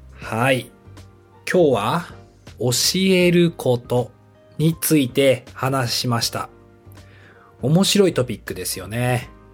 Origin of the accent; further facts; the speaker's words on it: Japan; 私は日本で生まれて日本で育って英語を勉強して上手になりました